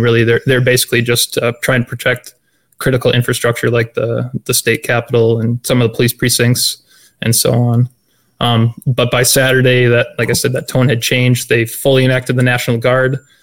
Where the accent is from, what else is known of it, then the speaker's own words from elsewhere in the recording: Minnesota, United States; moved away as an adult; now in Wisconsin, United States; I was born and raised in Minnesota, so I'm pretty familiar with the area. Uh, after buying my own house, I moved to Wisconsin